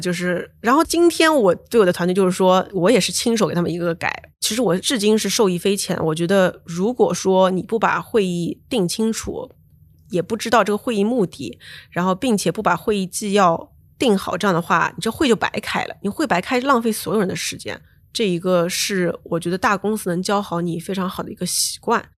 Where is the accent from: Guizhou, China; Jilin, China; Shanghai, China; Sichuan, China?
Shanghai, China; moved away; also born or lived in Beijing / United States; 当时我是上海人，在北京，我们叫“潜伏在帝都的魔都人”